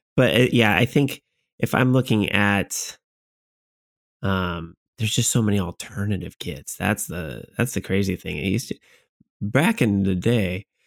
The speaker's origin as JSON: {"language": "English", "region": "Washington", "country": "United States"}